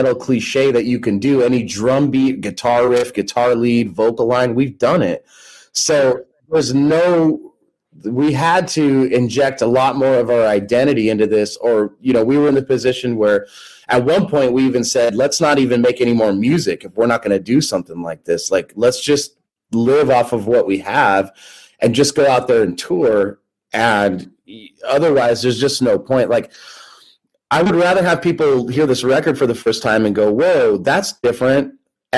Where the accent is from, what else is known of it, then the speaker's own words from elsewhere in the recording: United States; also born or lived in Southern California / Ireland; I'm American through and through